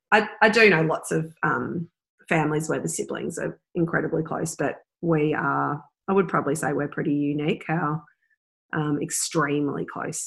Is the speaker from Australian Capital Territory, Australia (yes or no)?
no; Upwey, Victoria, Australia; We grew up in the foot of the Dandenong Ranges. So in Victoria. Pretty. Yeah, it's called Upway.